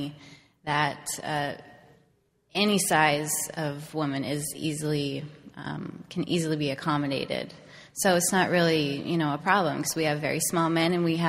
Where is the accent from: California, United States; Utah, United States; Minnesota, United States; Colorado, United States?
Utah, United States; Salt Lake City; I grew up in Salt Lake City, I'm a really big outdoors person